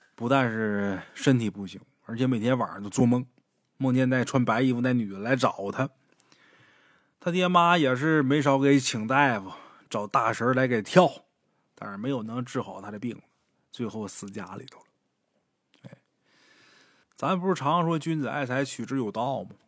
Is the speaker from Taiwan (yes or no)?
no; Haicheng, Liaoning, China; 像我老家海城这地方就是这样的，你像靠东一点儿，像马蜂这边儿，那都是山